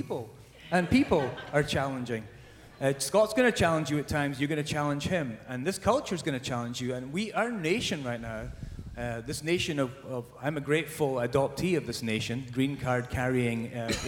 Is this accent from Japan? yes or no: no; Scotland, United Kingdom; now in Southern California, United States; I'm from Scotland originally